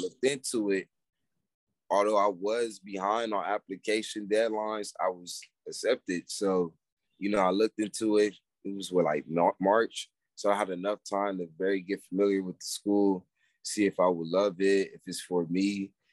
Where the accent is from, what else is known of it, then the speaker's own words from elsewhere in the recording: Pasadena, California, United States; now in Atlanta, United States; I'm from Pasadena, California.